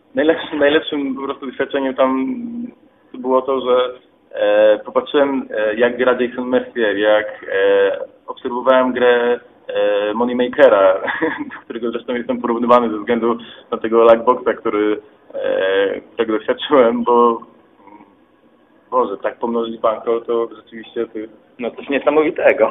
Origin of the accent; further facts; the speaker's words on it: Katowice, Silesian Voivodeship, Poland; jestem obywatelem Polski, pochodzę z Katowic